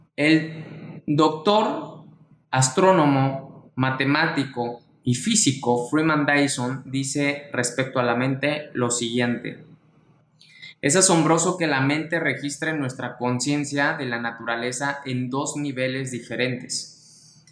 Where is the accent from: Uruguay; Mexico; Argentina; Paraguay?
Mexico; mexicano, emprendedor y empresario